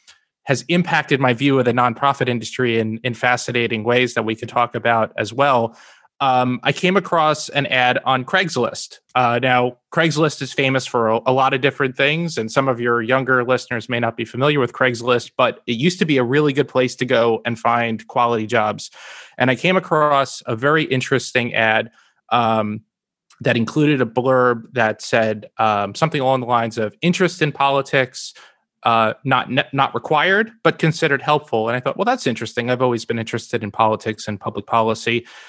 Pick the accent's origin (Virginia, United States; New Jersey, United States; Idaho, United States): New Jersey, United States; So I was born and raised in Northern New Jersey, where I still live with my wife today.